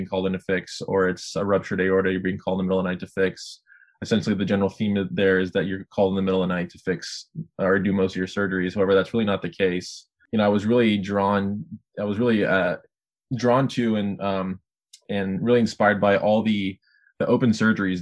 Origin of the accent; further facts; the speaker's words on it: Sacramento, California, United States; moved away as an adult; now in Chicago, United States; back in Sacramento, my hometown